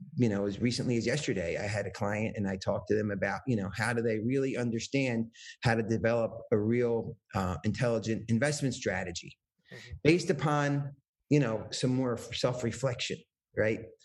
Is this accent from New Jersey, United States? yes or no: yes; New Jersey, United States; I came from New Jersey